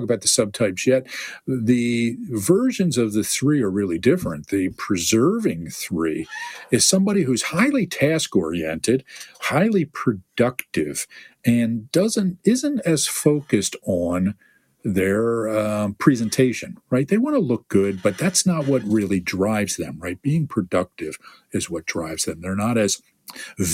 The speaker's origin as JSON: {"language": "English", "country": "United States", "said": "I am from the United States of America"}